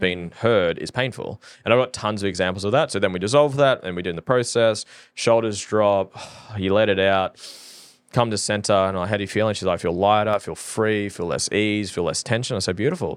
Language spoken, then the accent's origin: English; Norfolk Island; now in Australia; I'm from Norfolk Island